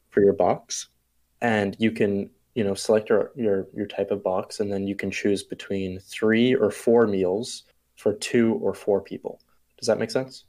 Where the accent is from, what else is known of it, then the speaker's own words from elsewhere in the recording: Bermuda; I'm from Bermuda. It's a small island off of uh, the coast of the eastern coast of the U.S.